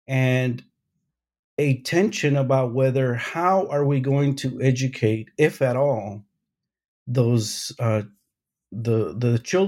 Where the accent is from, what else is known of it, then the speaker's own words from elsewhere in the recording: Oxnard, California, United States; I was raised in Oxnard since age 2, and I attended schools here. And I continue to live in Oxnard.